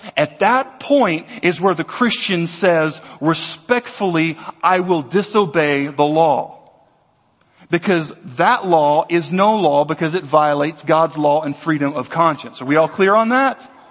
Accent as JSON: {"language": "English", "region": "Louisiana", "country": "United States", "tie": "born or raised there", "also_born_or_lived": "Texas", "said": "I'm an American. I'm a Southerner. I was born in Texas. I was raised in Louisiana"}